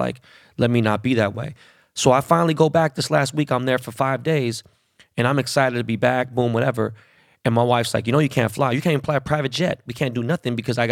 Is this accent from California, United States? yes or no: yes; Los Angeles, California, United States; born and raised in Koreatown.